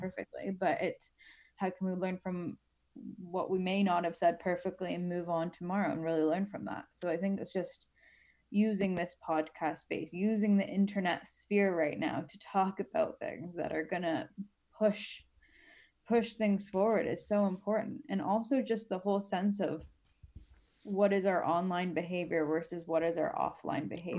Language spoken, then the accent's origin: English; Canada; I'm Canadian